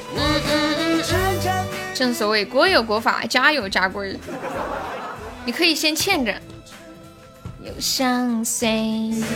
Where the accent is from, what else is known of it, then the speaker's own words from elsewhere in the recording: Longmen, China; 我们老家住的地方叫龙门镇